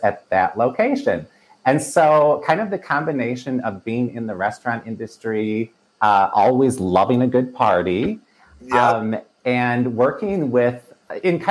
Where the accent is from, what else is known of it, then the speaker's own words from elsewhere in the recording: Milwaukee, Wisconsin, United States; when I grew up in Milwaukee, which is where I currently live